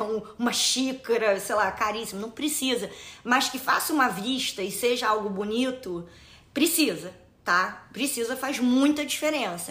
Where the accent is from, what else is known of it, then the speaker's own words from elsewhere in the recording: Rio de Janeiro, Brazil; eu vou dar o exemplo do Rio de Janeiro, que é né, da minha cidade natal